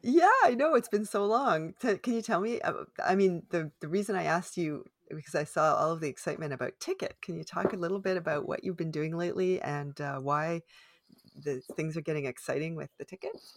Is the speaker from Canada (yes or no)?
yes; Canada; I am unapologetically Canadian